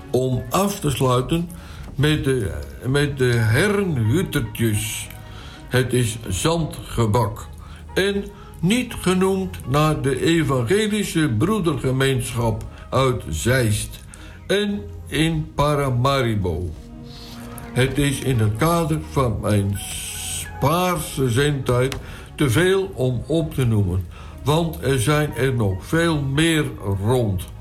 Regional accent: Flanders, Belgium; Bij ons in Vlaanderen wordt de bol boule de Berlin genoemd.

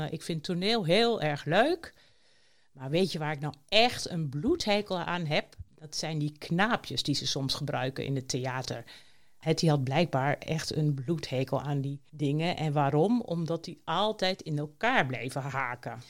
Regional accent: near Enschede, Overijssel, Netherlands; ik ben geboren in de buurt van Enschede

